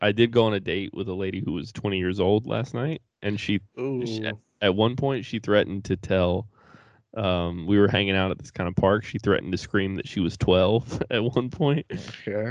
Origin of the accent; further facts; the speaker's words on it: North Carolina, United States; I'm from North Carolina